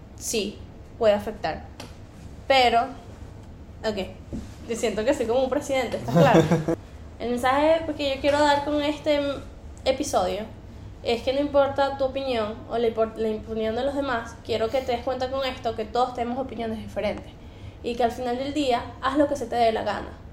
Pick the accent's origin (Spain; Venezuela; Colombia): Venezuela; moved away; we're from Venezuela